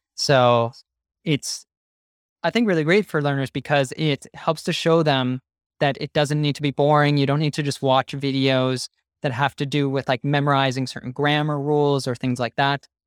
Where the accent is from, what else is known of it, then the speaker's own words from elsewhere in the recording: United States; first language English; now in Barcelona, Spain; I'm from the United States